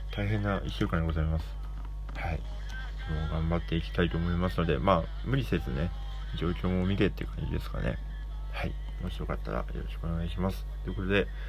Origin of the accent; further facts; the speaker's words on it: Hokkaido, Japan; moved away; 北海道出身なので